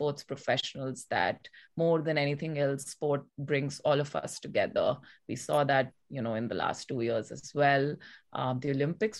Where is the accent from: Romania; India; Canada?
India; also born or lived in United States; I'm from India. I used to play table tennis on the Indian national team.